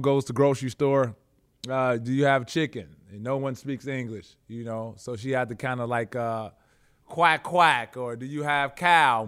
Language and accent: English; Chicago, Illinois, United States; moved away as an adult; also born or lived in Russia / Houston / Los Angeles; I am a kid from Chicago